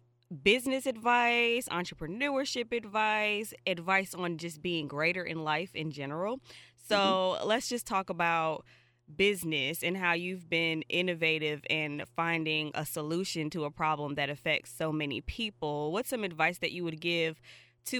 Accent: Providence, Rhode Island, United States; now in Atlanta, United States; I'm originally from Providence, Rhode Island, but I've been in Atlanta

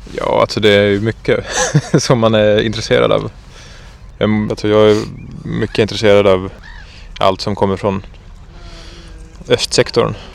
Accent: Southern Finland, Finland; moved away as an adult; now in Gotland, Sweden; Jag kommer från södra Finland

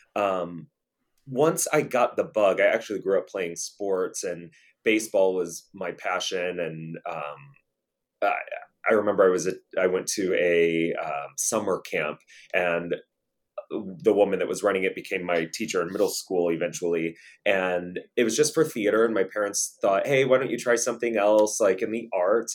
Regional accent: St. Louis, Missouri, United States; I grew up in Saint Louis, Missouri

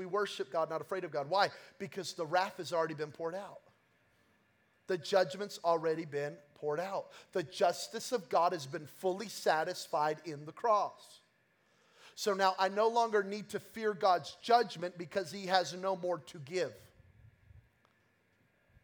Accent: Belen, New Mexico, United States; I'm from New Mexico, okay? And I'm from Belen, New Mexico. And we're hunters, we're farmers, we're gatherers. And so we're not like you city folk, okay? And so growing up, we had chickens.

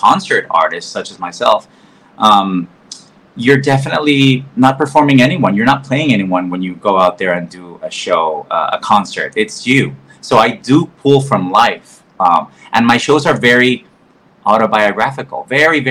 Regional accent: Mexico; first language Spanish; English is a second language; moved away as an adult; now in New York, United States; I grew up in Mexico

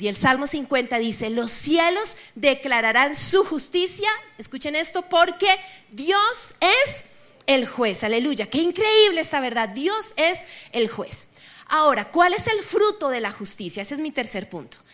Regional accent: Colombia; yo también soy colombiana

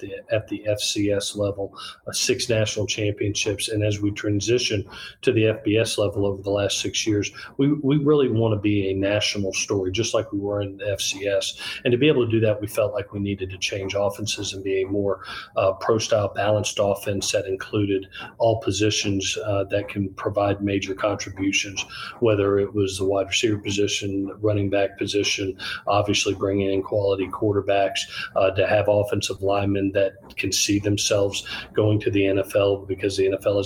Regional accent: Southeast, United States; moved away as an adult; also born or lived in Gainesville, Florida / Los Angeles, California; now in Statesboro, United States; Well, obviously, it's a place that I grew up in. It's great to be back over this way in the Southeast.

